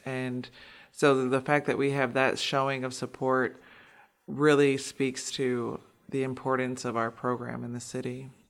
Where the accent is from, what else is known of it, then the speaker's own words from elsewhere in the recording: Milwaukee, Wisconsin, United States; I'm born and raised in Milwaukee. I grew up in the five three two oh six neighborhood